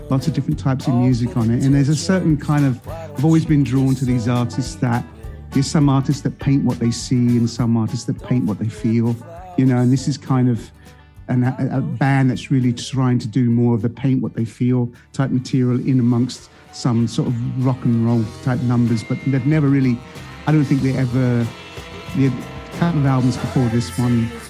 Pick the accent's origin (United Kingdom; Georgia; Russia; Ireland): United Kingdom; also born or lived in Florida; now in United States; growing up in the U.K.